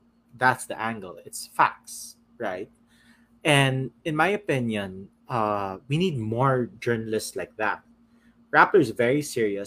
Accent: Philippines; I'm a Filipino

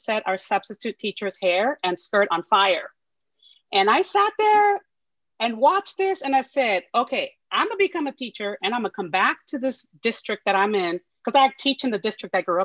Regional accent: San Francisco Bay Area, California, United States; my family was in the city I'm currently living in. Yeah, California, Bay Area

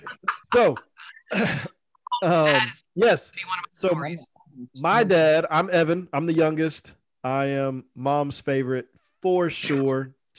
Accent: Georgia, United States; now in Texas, United States; I'm not a Texan. I am I'm a hillbilly from Georgia. But I live in Texas.

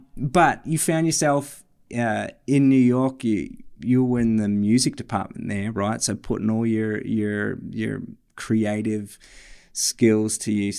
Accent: Australia; moved away; But we grew up in Australia together. I moved overseas, and it wasn't long after that you joined me there for a bit.

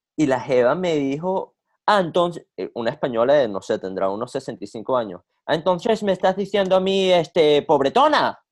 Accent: Venezuela; now in United States; yo, yo soy venezolano

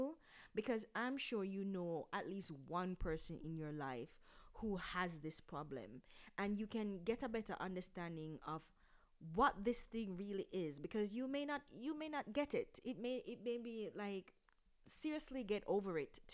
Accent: Jamaica; as Jamaicans, we, for a long time, we didn't take mental health issues seriously

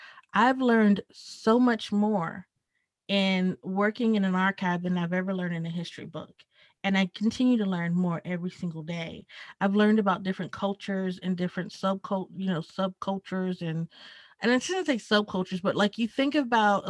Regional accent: South Carolina, United States; moved away as an adult; now in Atlanta, United States; Where I grew up in South Carolina was rural

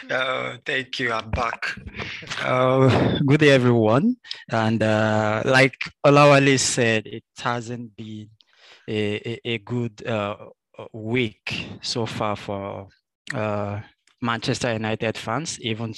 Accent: Nigeria; and also as a Nigerian.

